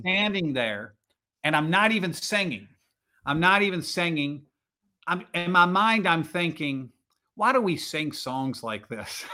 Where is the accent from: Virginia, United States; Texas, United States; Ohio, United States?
Virginia, United States; moved away as an adult; also born or lived in New Jersey; I grew up in Virginia